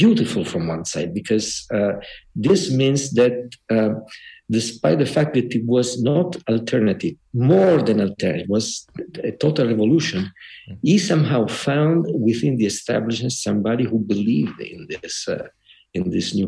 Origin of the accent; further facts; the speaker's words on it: Trani, Apulia, Italy; moved away as an adult; also born or lived in Bologna; I'm not from Bologna, not born in Bologna. I was born in the south of Italy, in Puglia and Trani.